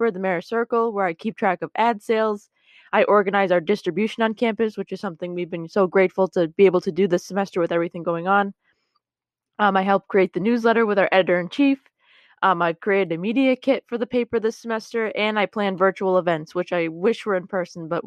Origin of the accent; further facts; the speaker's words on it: Massachusetts, United States; I'm from Massachusetts.